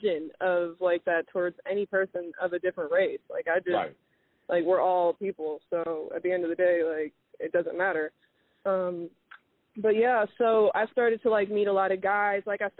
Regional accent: United States; I was raised here, and I was born here in America.

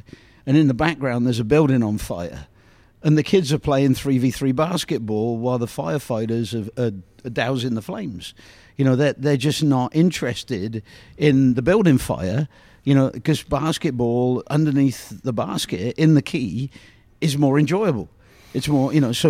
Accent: England, United Kingdom; now in Kansas City, United States; Growing up in England

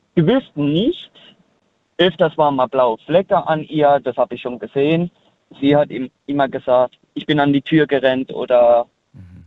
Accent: United States; moved away as an adult; also born or lived in Germany; now in Rhineland-Palatinate, Germany; ich bin in Amerika aufgewachsen.

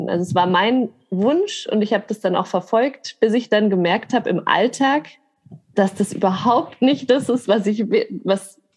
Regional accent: Grafing, Bavaria, Germany; now in Munich, Germany; ich bin in Grafing aufgewachsen und dann nach München gezogen

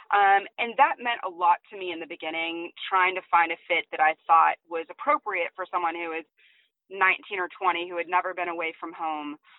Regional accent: San Diego, California, United States; I'm from San Diego, California.

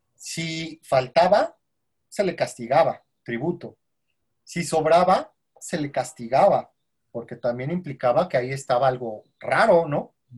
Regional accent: Mexico; como mexicanos

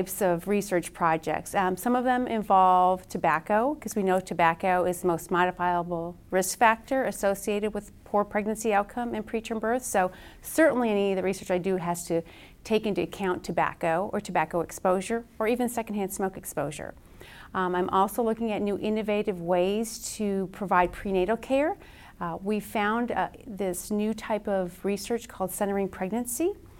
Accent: Wisconsin, United States; now in Lexington, United States; I'm originally from Wisconsin

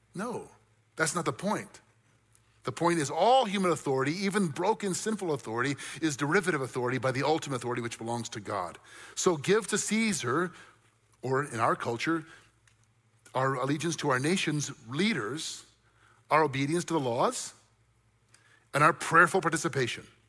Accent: United States; I love being an American. I'm grateful that I'm an American

